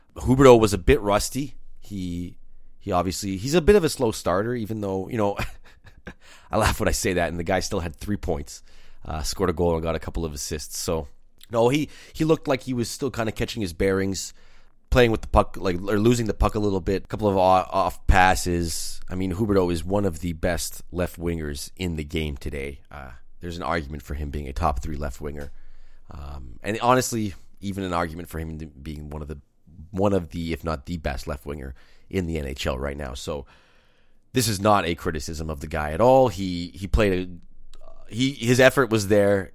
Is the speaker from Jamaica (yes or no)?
no; New Brunswick, Canada; I was born out east in Canada, in New Brunswick.